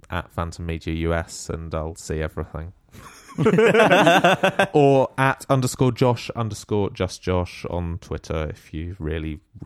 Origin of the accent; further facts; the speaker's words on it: Sandy, East of England, United Kingdom; moved away as an adult; now in Derby, United Kingdom; So, and I'm from a little town in Sandy. No, a little town in Bedfordshire called Sandy.